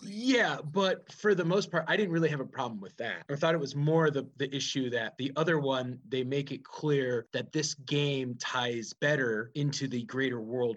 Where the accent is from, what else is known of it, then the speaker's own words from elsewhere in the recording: outside of Chicago, Illinois, United States; we grew up outside of Chicago